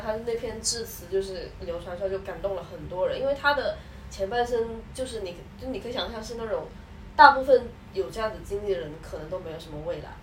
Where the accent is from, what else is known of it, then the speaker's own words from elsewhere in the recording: Guangdong, China; 像我们就是潮汕的嘛， 我们一直在那个环境下长大的话